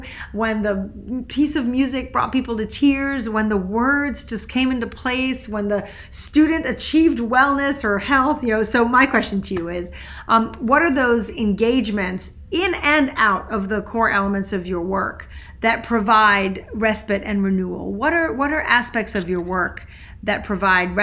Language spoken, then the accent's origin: English; Switzerland; moved away; also born or lived in France; I grew up in Switzerland